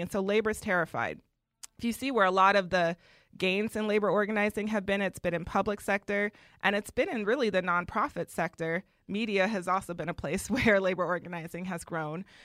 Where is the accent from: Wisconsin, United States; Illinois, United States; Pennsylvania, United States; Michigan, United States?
Wisconsin, United States; Milwaukee; I grew up in Wisconsin